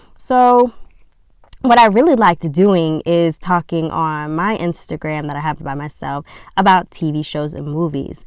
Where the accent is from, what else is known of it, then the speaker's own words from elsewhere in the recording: Georgia, United States; I'm from Georgia